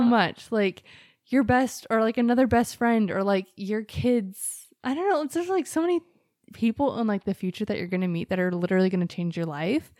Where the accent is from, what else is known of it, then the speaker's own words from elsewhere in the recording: Mesa, Arizona, United States; I was born in Mesa at, like, six-ish P M and August ninth, nineteen eighty-seven